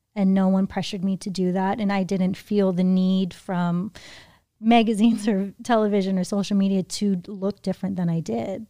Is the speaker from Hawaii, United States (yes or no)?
yes; Hawaii, United States; now in Los Angeles, United States; I grew up in Hawaii